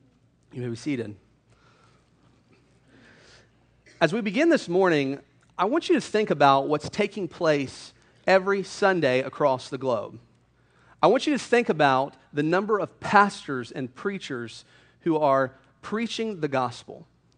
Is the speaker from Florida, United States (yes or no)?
yes; Hilliard, Florida, United States; moved away as an adult; also born or lived in Louisville, Kentucky; I grew up in Hilliard, Florida. I graduated from Hilliard High School in 2004.